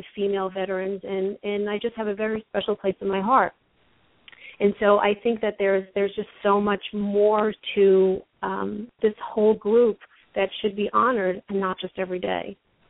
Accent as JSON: {"language": "English", "region": "Northeast", "country": "United States", "moved": "yes", "lives_now": "Chicago, United States", "said": "I did not grow up military, and Don and I have this conversation all the time. I'm from the Northeast"}